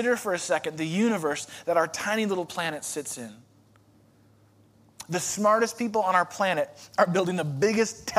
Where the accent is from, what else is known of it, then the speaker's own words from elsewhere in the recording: Chicago, Illinois, United States; moved away; I'm from Chicago